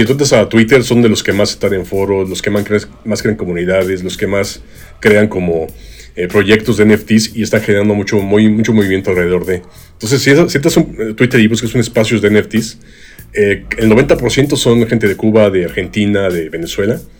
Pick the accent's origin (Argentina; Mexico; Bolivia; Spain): Mexico; a nosotros los mexicanos